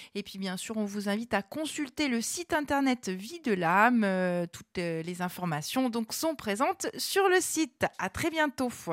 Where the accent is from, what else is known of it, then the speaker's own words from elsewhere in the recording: Corsica, France; chez nous en Corse à Aléria